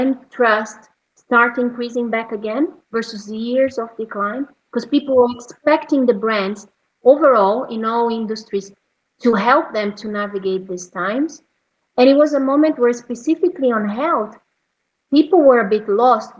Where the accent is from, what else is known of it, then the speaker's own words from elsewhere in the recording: Brazil; moved away; my home country in Brazil